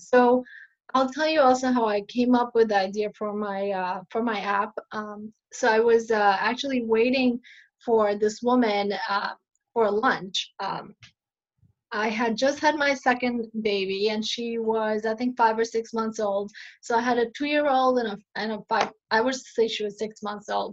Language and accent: English; New York City, New York, United States; also born or lived in Buffalo, New York / Michigan; I grew up in Astoria